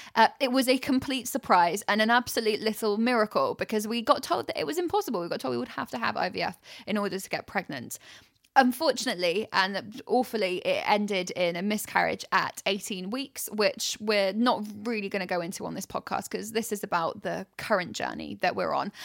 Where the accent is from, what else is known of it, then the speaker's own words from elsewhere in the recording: United Kingdom; we're so British